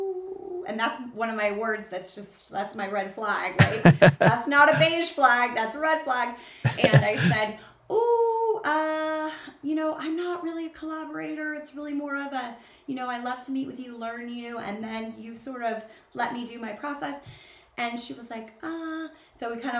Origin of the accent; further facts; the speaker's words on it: Southern California, United States; I grew up in Southern California. I am a beach girl